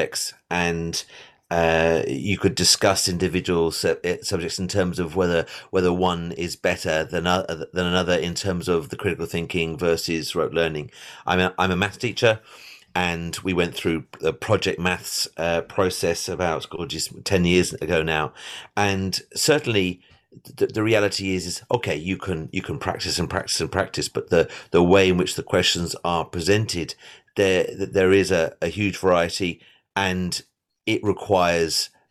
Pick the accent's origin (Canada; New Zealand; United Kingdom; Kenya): United Kingdom; England; now in Ireland; I'm English. I went through the A-level system